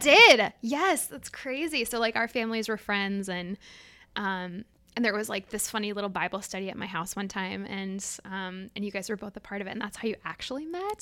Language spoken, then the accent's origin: English; Minneapolis, Minnesota, United States; born or raised there